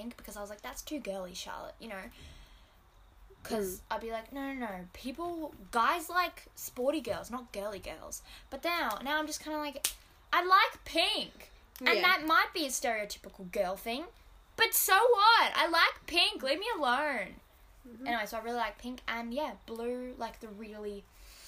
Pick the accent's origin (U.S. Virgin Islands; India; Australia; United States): Australia; accent: bogan; I'm Australian.